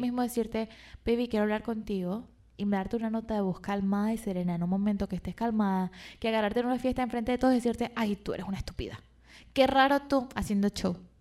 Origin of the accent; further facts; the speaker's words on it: Venezuela; moved away; yo soy de Venezuela, donde había demasiada toxicidad